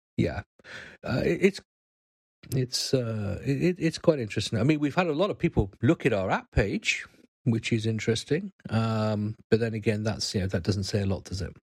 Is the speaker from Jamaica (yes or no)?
no; United Kingdom